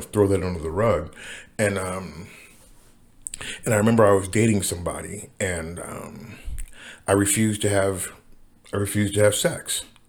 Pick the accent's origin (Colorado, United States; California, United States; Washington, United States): Washington, United States; Seattle; also born or lived in Los Angeles; I'm from Seattle